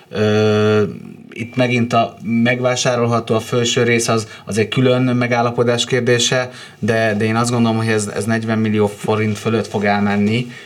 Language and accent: Hungarian; Budapest, Hungary; Újpesten nőttem föl